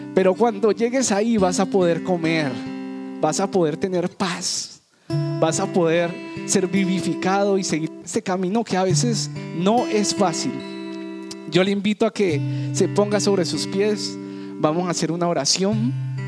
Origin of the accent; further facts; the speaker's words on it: Cali, Valle del Cauca, Colombia; en Cali, en la ciudad que yo me crié, en la ciudad que nací